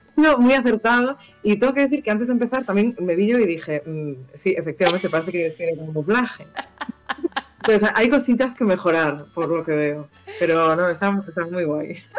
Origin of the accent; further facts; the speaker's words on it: Vigo, Galicia, Spain; moved away; also born or lived in Santander; Yo soy de Vigo.